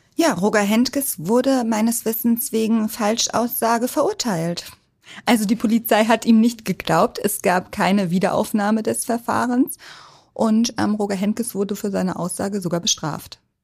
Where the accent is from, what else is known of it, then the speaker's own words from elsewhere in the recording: Hamburg, Germany; also born or lived in Munich / Berlin; als Hamburgerin sind wir alle HSV-Fans